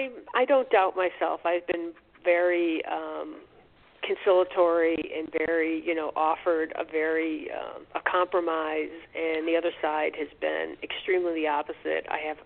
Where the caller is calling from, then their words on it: New York, United States; I'm calling from New York